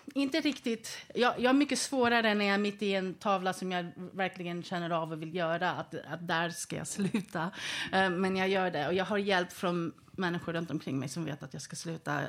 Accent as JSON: {"language": "Swedish", "country": "Sweden", "tie": "born or raised there", "said": "jag var född i Sverige"}